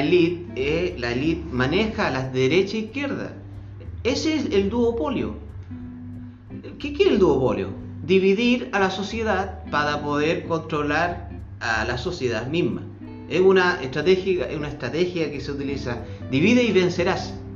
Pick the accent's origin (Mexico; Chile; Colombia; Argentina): Chile; Colchagua, O'Higgins; Soy corchagüino